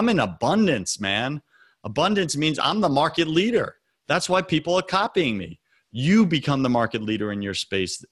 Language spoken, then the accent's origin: English; Long Island, New York, United States; now in US South; I was raised on Long Island.